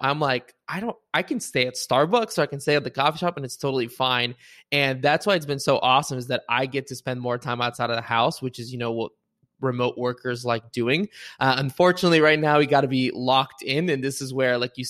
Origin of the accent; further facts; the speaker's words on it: Bulgaria; now in United States; somebody who grew up in Bulgaria and immigrated to the US